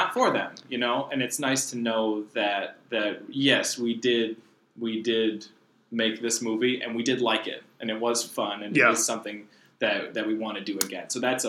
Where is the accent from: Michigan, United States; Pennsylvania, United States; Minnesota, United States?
Michigan, United States; Dearborn; We're from Dearborn.